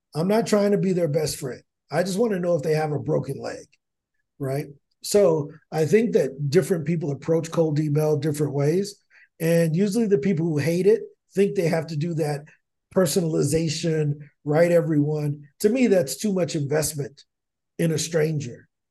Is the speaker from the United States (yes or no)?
yes; East St. Louis, Illinois, United States; I'm from East Saint Louis, and there's a, a former professional basketball player by the name of Darius Miles that went to my high school